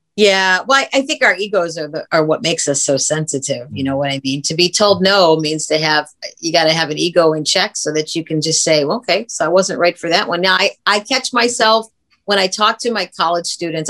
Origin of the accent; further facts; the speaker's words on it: Brooklyn, Ohio, United States; moved away as an adult; also born or lived in Los Angeles; I was from Brooklyn, Ohio.